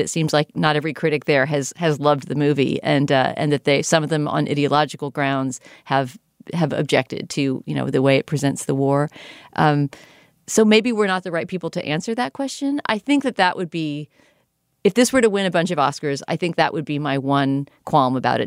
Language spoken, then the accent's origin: English; United States; as an American viewer